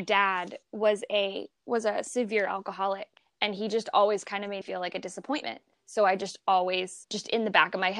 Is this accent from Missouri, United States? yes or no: yes; Columbia, Missouri, United States; moved away as an adult; also born or lived in Flint, Michigan; now in Florida, United States; I was born and raised in Missouri